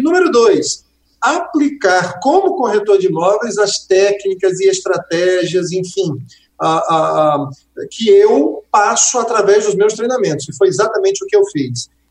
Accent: Quixeramobim, Ceará, Brazil; moved away; lá na minha terrinha, no Quixaramubim, meu pai ainda está lá, minha mãe também

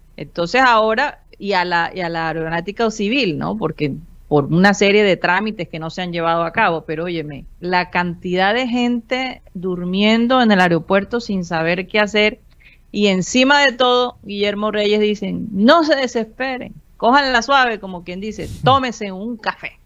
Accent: Colombia; se transmite desde la ciudad de Barranquilla, Colombia, South America, la capital deportiva de nuestro país

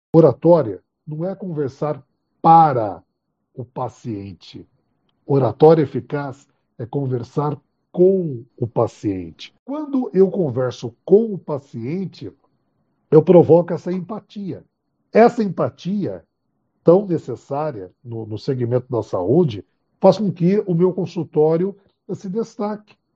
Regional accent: Bauru, São Paulo, Brazil; eu sou bauruense, eu sou de Bauru

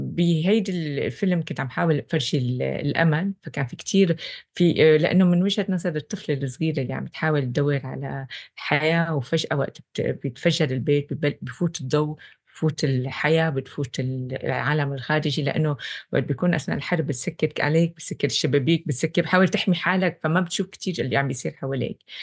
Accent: Syria; moved away; كسورية أنا

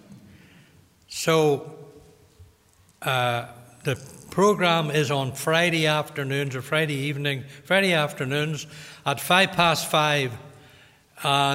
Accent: Limavady, Northern Ireland, United Kingdom; I'm from Limavady

